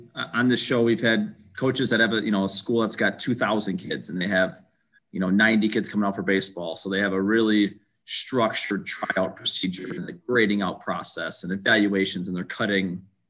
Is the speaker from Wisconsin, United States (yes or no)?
yes; Webster, Wisconsin, United States; So obviously growing up in Webster, going to Oshkosh, like, how do you best maximize the indoor space?